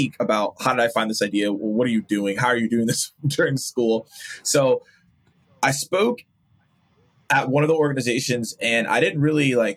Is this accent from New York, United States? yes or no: no; Atlanta, Georgia, United States; grew up, born and raised in Atlanta